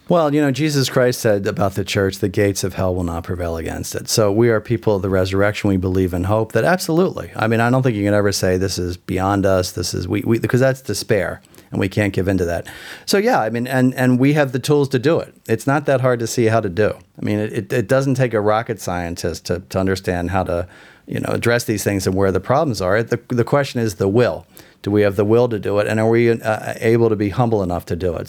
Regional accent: Philadelphia, Pennsylvania, United States; moved away; I'm from Philadelphia originally. I grew up in the Archdiocese of Philadelphia

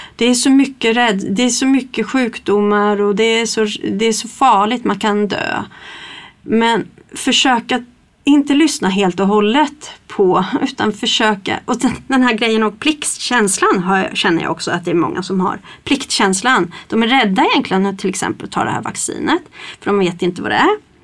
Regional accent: Stockholm, Stockholm County, Sweden; moved away as an adult; now in Kristinehamn, Sweden; jag kommer ju inte från Kristinehamn från början och komma från, från Stockholm

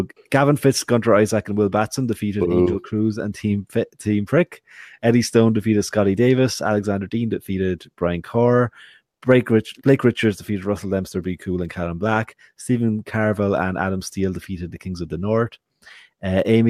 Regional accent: Wexford, Leinster, Ireland; I'm from Wexford.

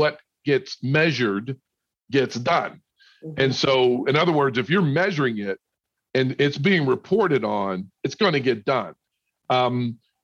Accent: Pittsburgh, Pennsylvania, United States; also born or lived in the South; now in Minneapolis, United States; I grew up in Pittsburgh, which is a cold city as well.

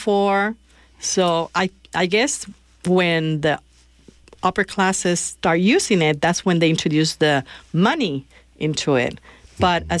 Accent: Puerto Rico; moved away; I grew up in Puerto Rico.

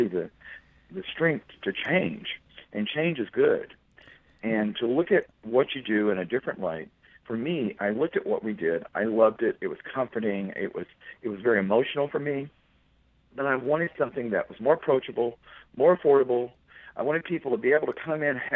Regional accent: the South, United States; now in Chicago, United States; I grew up in the South

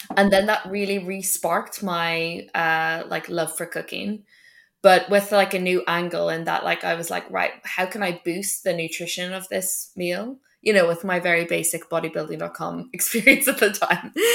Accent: Ireland; moved away; I grew up in Ireland

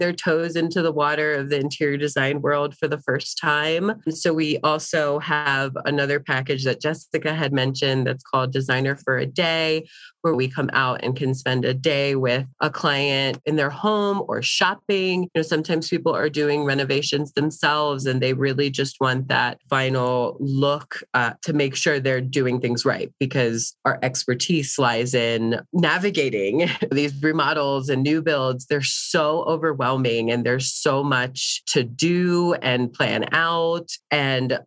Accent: East Coast, United States; now in Denver, United States; I am from the East Coast

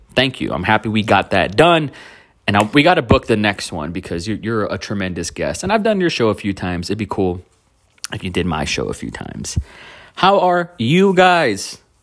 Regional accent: Donna, Texas, United States; now in Austin, United States; Donna, Texas, my, my old stomping grounds, where I came from. That's my hometown

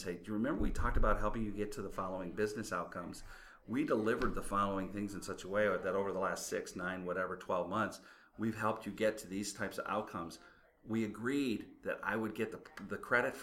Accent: Midwest, United States; I'm from the Midwest

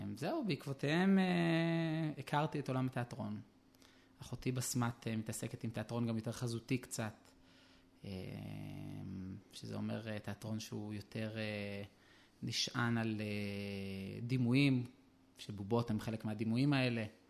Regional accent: Jerusalem, Jerusalem District, Israel; אני נולדתי בירושלים, בשכונת גבעת מרדכי

